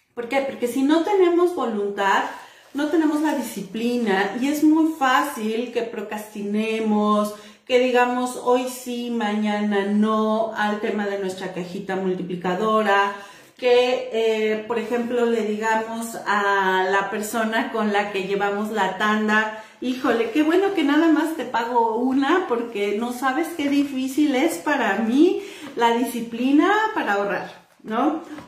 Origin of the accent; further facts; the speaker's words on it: Mexico; las que somos mexicanas